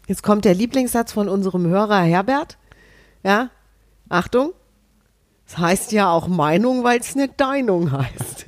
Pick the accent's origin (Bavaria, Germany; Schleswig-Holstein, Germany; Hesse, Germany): Hesse, Germany; als Hessin